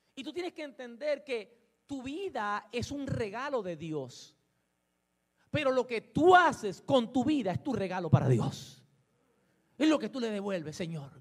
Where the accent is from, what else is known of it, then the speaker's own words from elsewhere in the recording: Puerto Rico; como decimos los boricuas